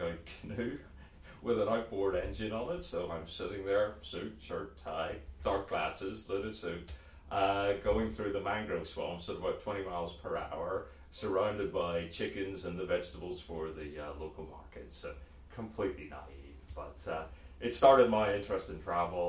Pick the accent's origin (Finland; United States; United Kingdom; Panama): United Kingdom; Belfast, Northern Ireland; moved away as an adult; as you can probably tell from the funny accent, I grew up in Belfast, Northern Ireland